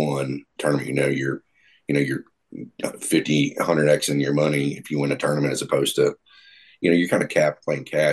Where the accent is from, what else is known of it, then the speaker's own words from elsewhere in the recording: Gulfport, Mississippi, United States; moved away as an adult; now in Tennessee, United States; I grew up in Gulfport, Mississippi